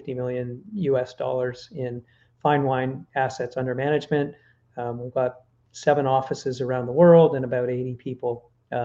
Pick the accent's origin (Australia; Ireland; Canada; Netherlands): Canada; I'm Canadian.